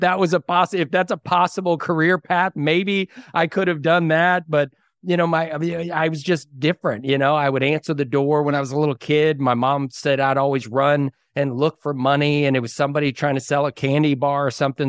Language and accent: English; Dallas-Fort Worth area, Texas, United States; moved away as an adult; now in Waco, United States; I grew up in the Dallas-Fort Worth area